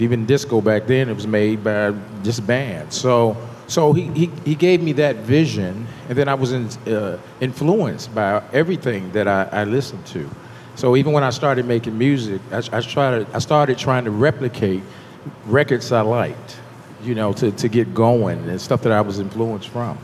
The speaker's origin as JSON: {"language": "English", "region": "New York", "country": "United States", "moved": "yes", "said": "I was from New York"}